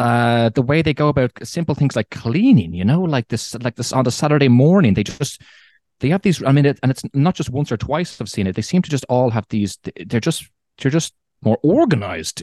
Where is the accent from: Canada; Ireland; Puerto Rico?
Ireland; moved away as an adult; also born or lived in Morocco; now in Germany; I'm from Ireland